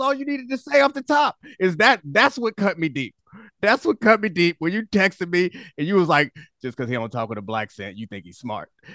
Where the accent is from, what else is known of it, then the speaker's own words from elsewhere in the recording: Baltimore, Maryland, United States; I grew up in Baltimore